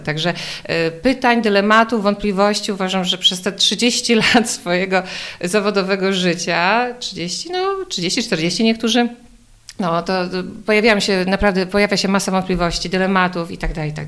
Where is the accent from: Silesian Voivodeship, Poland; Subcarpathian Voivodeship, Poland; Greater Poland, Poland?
Subcarpathian Voivodeship, Poland; Podkarpacie; moved away as an adult; now in Warsaw, Poland; Mieszkam w Warszawie, chociaż pochodzę z Podkarpacia